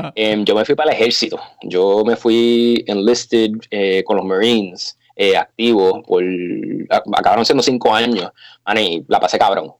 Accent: Puerto Rico; moved away as an adult; also born or lived in Condado / Beijing, China; now in California, United States; Mi papá es chino y mi mamá es puertorriqueña y yo pues nací y criado en la isla

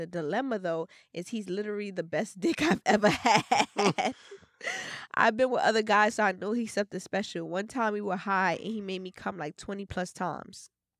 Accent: Trinidad & Tobago; now in Brooklyn, United States; Anyways, I'm from Trinidad, but I live in Brooklyn for like 5 years now.

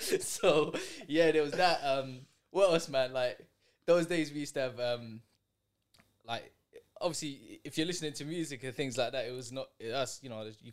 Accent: London, United Kingdom; Forest Gate, East London.

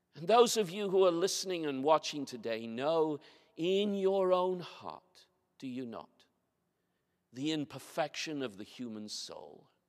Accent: Bermuda; moved away; also born or lived in Haslingden, Lancashire, England; my church where I grew up in Bermuda

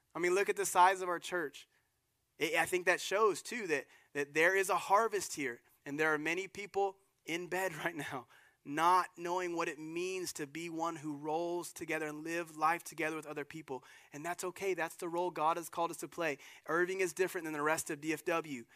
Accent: Germany; moved away; the little town I was born in Germany

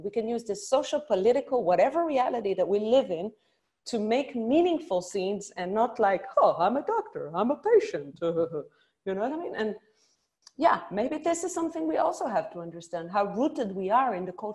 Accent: Israel; growing up in Israel and doing a lot of comedy in Israel

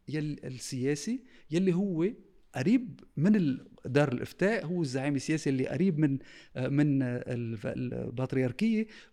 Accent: Tripoli, North Governorate, Lebanon; moved away; انا ترشحت بطرابلس لان انا ابن طرابلس

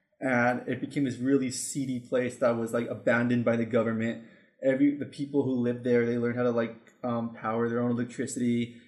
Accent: California, United States; I'm from California.

